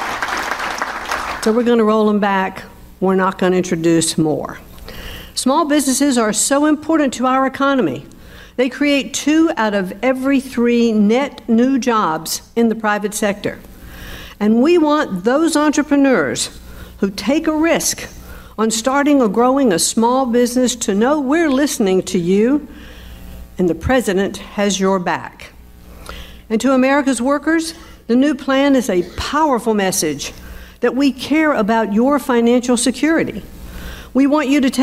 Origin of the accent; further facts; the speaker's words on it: North Carolina, United States; moved away; It is really great to be back in my home state of North Carolina